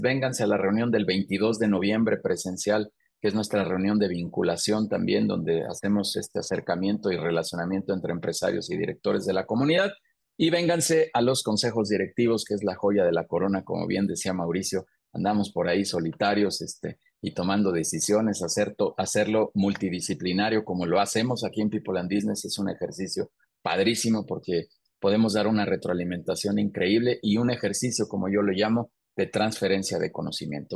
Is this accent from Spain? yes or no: no; Mexico; yo soy mexicano